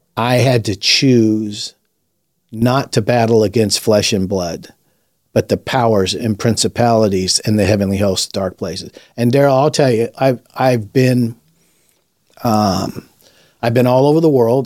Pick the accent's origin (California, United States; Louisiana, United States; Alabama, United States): California, United States; Los Angeles; I was raised in Los Angeles during the Watts riots in the sixties